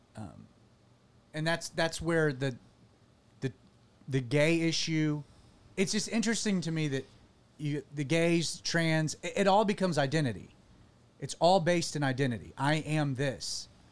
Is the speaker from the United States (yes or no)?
yes; United States; as an American